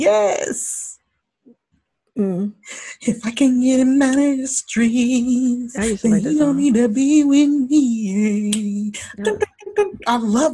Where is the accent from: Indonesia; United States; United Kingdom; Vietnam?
United States; Georgia; Like I tell my kids, I'm from Zone 6.